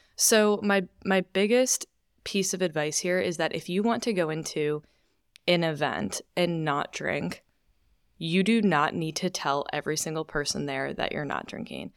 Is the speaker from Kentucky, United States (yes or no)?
no; Chicago suburbs, Illinois, United States; also born or lived in New York; now in Austin, United States; I'm originally from Chicago suburbs